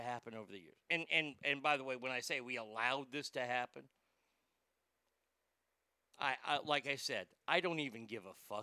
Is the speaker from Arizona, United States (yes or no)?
no; Garland, Texas, United States; also born or lived in Rockwall, Texas; my hometown of Garland is one town away.